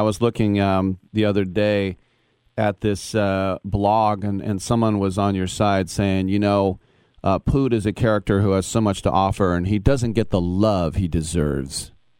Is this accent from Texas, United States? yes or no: no; Oakland, California, United States; I'm from Oakland, which gets a bad rap